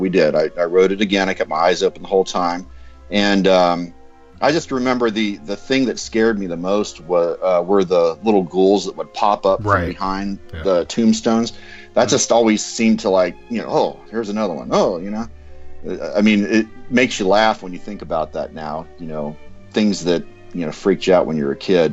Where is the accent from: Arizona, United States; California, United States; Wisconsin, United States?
California, United States; Southern; I grew up in Southern California.